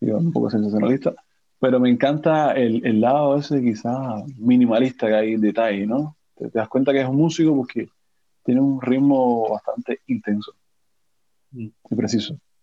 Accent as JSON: {"language": "Spanish", "country": "Cuba", "also_born_or_lived": "Havana", "moved": "as an adult", "lives_now": "Paris, France", "said": "Soy un cubano atípico"}